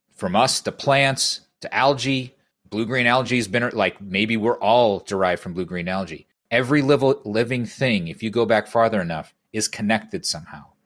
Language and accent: English; Iowa, United States; born and bred in Iowa, um, been here, uh, throughout my life